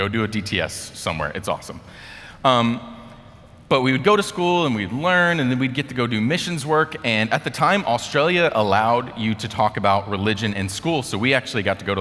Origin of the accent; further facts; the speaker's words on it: United States; as an American